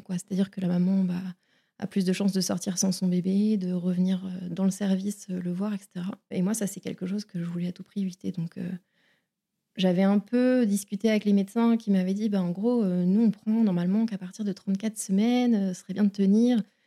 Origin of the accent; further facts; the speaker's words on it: Vitré, Brittany, France; also born or lived in Saint-Malo; je suis bretonne, je suis née à Saint-Malo et j'ai grandi à Vitré, près de Rennes.